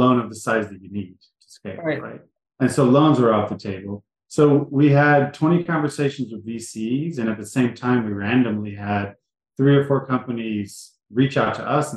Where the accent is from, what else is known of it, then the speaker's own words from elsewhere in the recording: Jasper, Texas, United States; moved away as an adult; I lived in the back country of Texas growing up, a little city called Jasper, Texas, 7,000 people